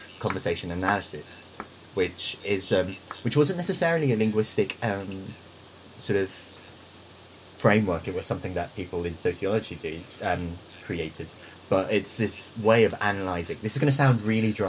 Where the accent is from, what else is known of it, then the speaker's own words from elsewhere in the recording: Philippines; moved away; I am Filipino.